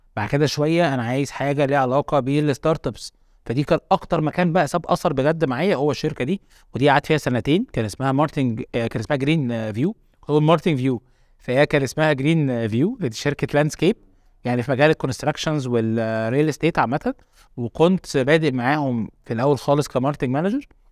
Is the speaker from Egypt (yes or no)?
yes; Egypt; also born or lived in Qatar; زي اي شباب مصري